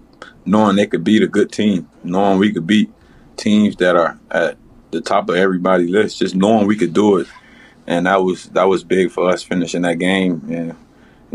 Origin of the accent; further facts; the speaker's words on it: Miami, Florida, United States; moved away; I'm from Miami